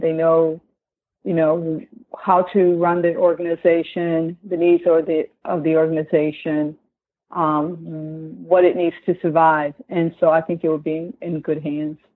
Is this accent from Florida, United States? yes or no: no; Detroit, Michigan, United States; also born or lived in Greenwood, Mississippi; I'm a Greenwood, Mississippi native, but I grew up in Detroit. Been here since I was four